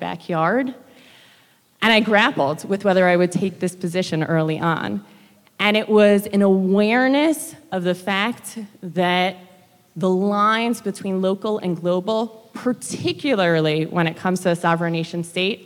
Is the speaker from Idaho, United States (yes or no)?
no; New York, United States; moved away as an adult; now in Israel; I grew up in New York.